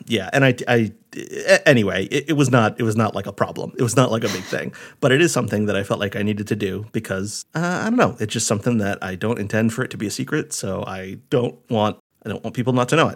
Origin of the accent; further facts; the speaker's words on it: Rhode Island, United States; moved away as an adult; my parents' house, the house where I grew up in Rhode